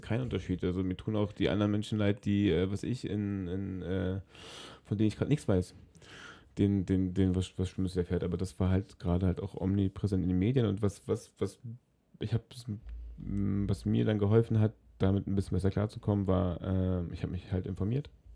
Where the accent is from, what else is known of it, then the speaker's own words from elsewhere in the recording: Berlin, Germany; In Berlin, in meiner Heimatstadt